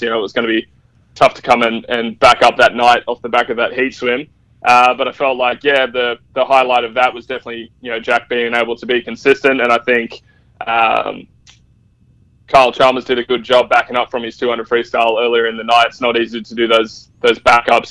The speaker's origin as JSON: {"language": "English", "country": "Australia", "said": "being Australian"}